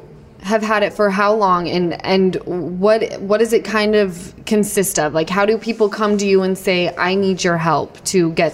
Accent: Utah, United States; from Utah.

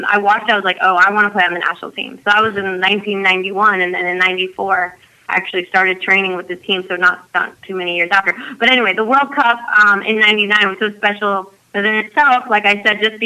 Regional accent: United States; being American, growing up

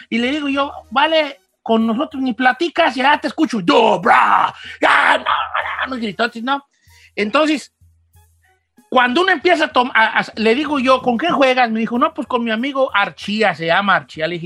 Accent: Mexico; yo soy mexicano

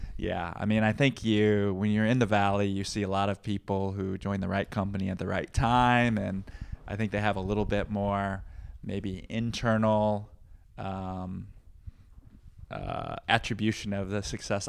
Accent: Peoria, Illinois, United States; also born or lived in Midwest; now in Bay Area, United States; growing up in Peoria

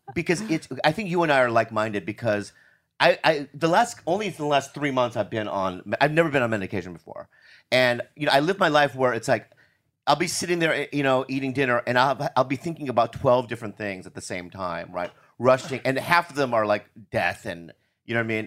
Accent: United States; I'm American

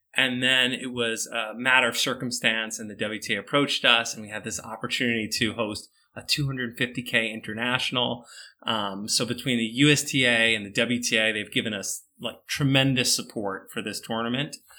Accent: United States; I'm totally an American. My dad's a, an immigrant from Italy

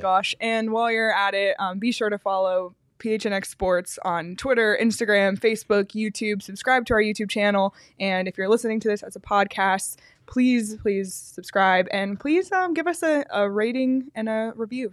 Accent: Canada; as a Canadian, and I know I'm a dual citizen

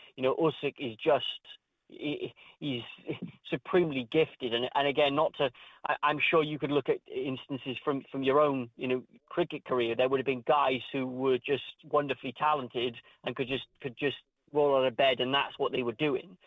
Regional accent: Wales, United Kingdom; my home country, Wales

